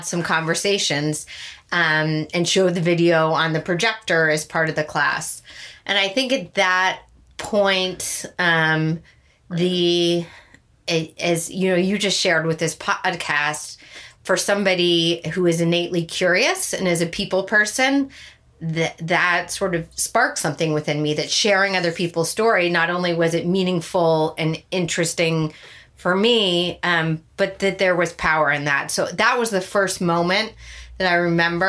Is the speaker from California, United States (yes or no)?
yes; Santa Barbara, California, United States; moved away as an adult; also born or lived in Virginia / Dallas / Boulder; I was growing up in Santa Barbara